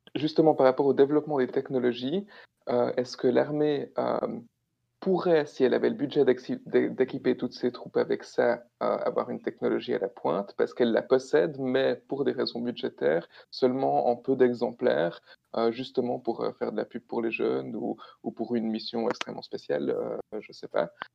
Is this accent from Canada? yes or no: no; Switzerland; chez nous en Suisse